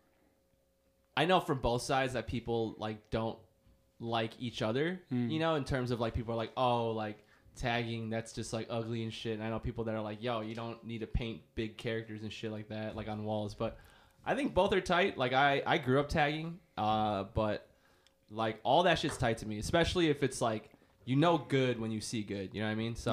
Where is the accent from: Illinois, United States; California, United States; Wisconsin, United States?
Illinois, United States; Chicago; I'm from here. I'm from Chicago. I was born in Edgewater.